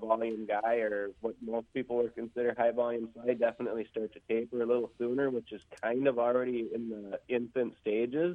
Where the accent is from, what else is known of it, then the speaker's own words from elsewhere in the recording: New Richmond / Hudson area, Wisconsin, United States; Most of us are from the New Richmond Hudson area